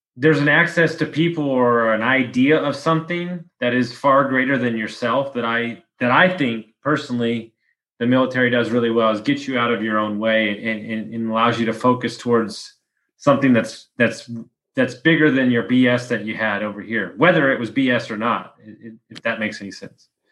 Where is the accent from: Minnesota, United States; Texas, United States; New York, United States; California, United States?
Texas, United States; I'm from Texas